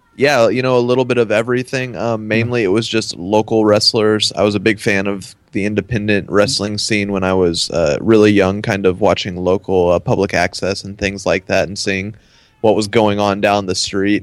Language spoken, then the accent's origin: English; Dallas, Texas, United States; also born or lived in Denton, Texas; I'm from the Dallas Fort Worth area, and then I went to school in Denton